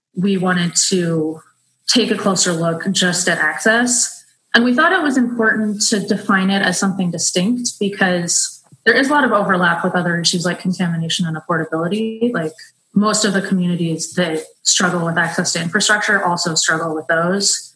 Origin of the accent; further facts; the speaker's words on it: San Francisco, California, United States; moved away as an adult; also born or lived in Brazil; I grew up in San Francisco